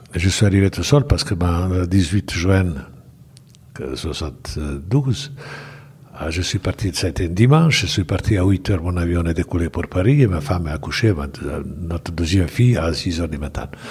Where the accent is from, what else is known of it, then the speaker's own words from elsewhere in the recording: Bosnia & Herzegovina; French is a second language; moved away as an adult; also born or lived in Belgrade / Saint-Étienne; j'ai commencé ma carrière à, à bien sûr à, club village de, de Mossard, où je suis né